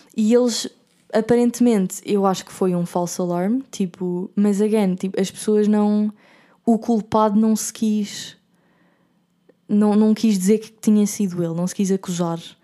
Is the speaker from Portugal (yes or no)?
yes; Portugal; moved away as an adult; como portuguesa